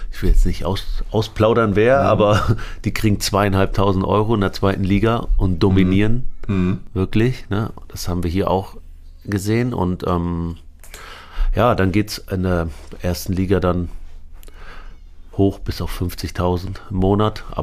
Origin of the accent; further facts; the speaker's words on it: Aurich, Lower Saxony, Germany; also born or lived in Lebanon; Ja, wir sind über Damaskus nach Paris, Paris nach Hamburg und dann doch nach Aurich, die Kleinstadt, kleine Dorf in.